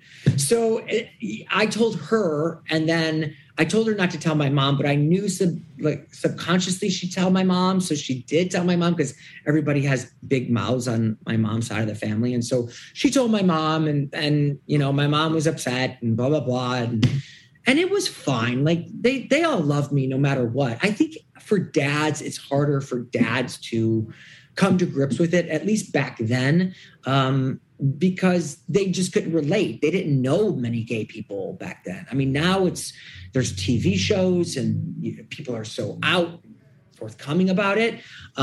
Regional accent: Detroit, Michigan, United States; Detroit, Michigan.

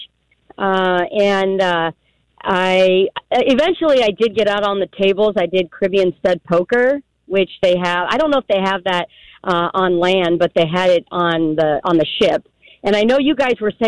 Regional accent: California, United States; I grew up in California, so I was used to diversity

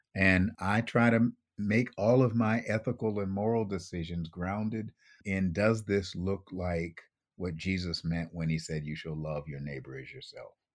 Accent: Buffalo, New York, United States; I grew up in Buffalo, New York

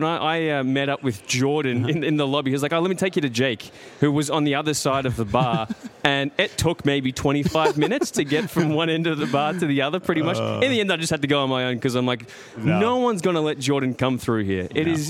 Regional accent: Melbourne, Victoria, Australia

